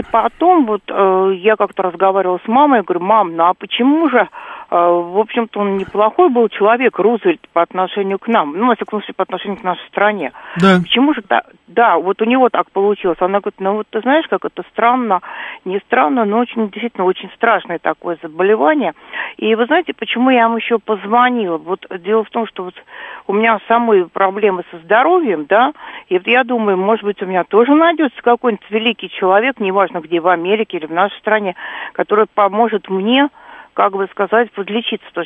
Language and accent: Russian; Moscow, Russia; Вот я москвичка, да, сверхкоренная.